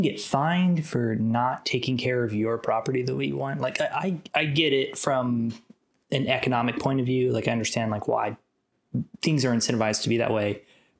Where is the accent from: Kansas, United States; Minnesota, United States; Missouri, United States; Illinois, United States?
Kansas, United States; Kansas City; now in Atlanta, United States; I'm from Kansas City, Kansas. I was grew up very close to state line